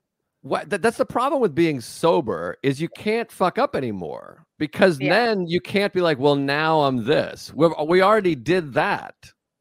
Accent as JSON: {"language": "English", "town": "Whitman", "region": "Massachusetts", "country": "United States", "said": "I'm from Whitman. I'm from South Shore."}